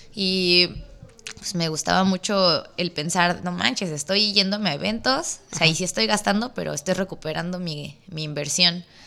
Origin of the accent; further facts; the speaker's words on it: Mexico City, Mexico; moved away as an adult; now in Baja California, Mexico; soy de la Ciudad de México pero ya llevo un ratito para acá, para la Baja Norte